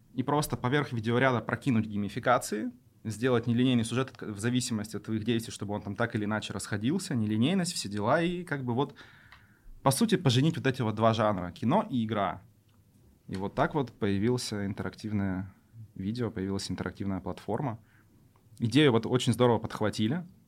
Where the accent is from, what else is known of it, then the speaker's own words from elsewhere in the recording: Yoshkar-Ola, Mari El, Russia; moved away as an adult; now in Kazan, Russia; я родом из Ишкаралы